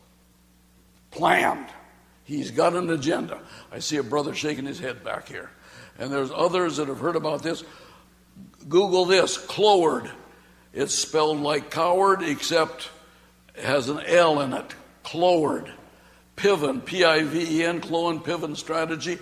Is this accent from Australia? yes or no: yes; Australia; I'm from Australia